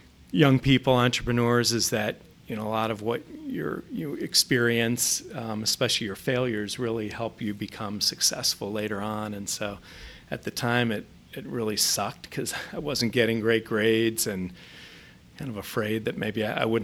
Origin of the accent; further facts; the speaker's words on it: Columbus, Ohio, United States; also born or lived in New York; grew up in Columbus. Actually born in New York, but grew up here.